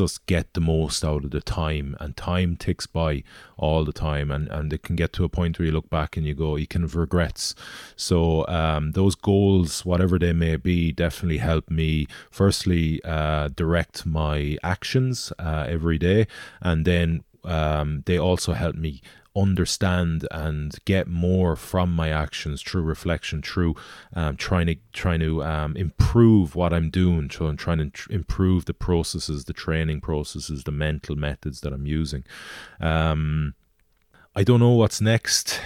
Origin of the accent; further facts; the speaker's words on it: Galway, Connacht, Ireland; I'm from Galway, so rowing into my hometown